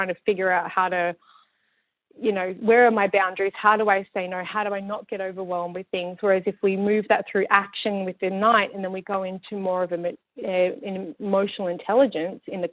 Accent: Australia; now in Vancouver, Canada; I live in Vancouver and I come from Australia, very multicultural.

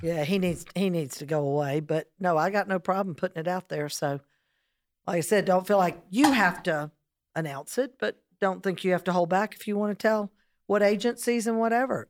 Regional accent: South Carolina, United States; as a South Carolinian

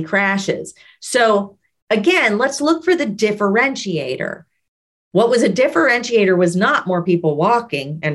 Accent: New Orleans, Louisiana, United States; also born or lived in Baton Rouge; I grew up in New Orleans

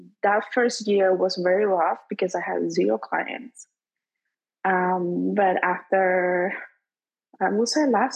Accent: Venezuela; moved away as an adult; I'm from Venezuela. I'm a dentist in my country

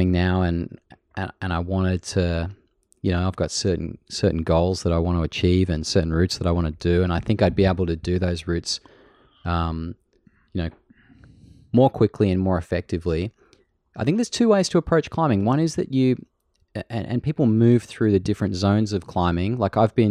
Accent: Australia; accent: Aussie

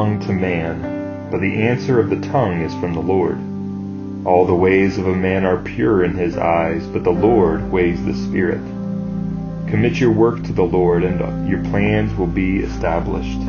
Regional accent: United States

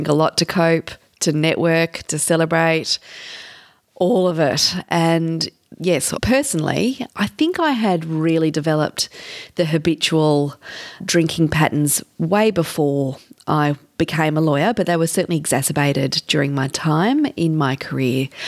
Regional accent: Canberra, Australian Capital Territory, Australia; moved away as an adult; also born or lived in Sydney; I grew up in Canberra, but I was a lawyer in Sydney

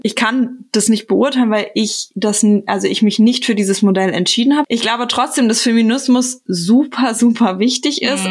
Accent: Frankfurt, Hesse, Germany; now in Berlin, Germany; Ich komme ja selber aus Frankfurt, also aus Hessen

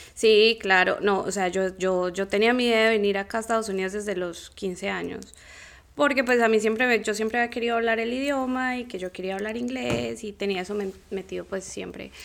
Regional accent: Colombia; moved away as an adult

